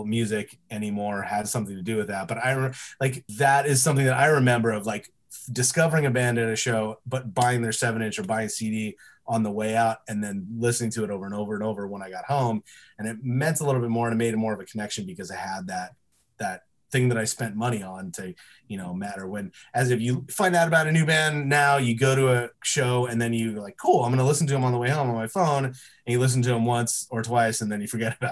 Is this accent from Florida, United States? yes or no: no; Yorba Linda, California, United States; I grew up in Orange County. Small town. Well, it's not that small, I guess. It's a little town called Yorba Linda